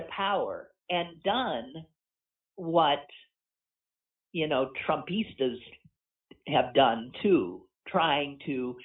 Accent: United States; We're American

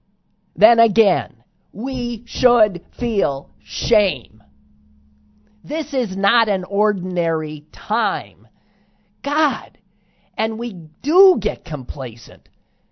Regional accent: United States; I'm an American.

